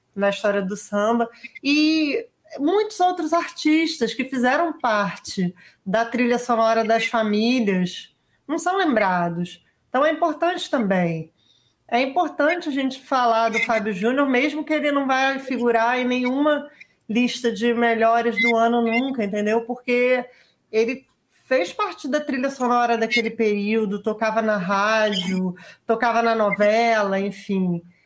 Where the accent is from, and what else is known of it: Brazil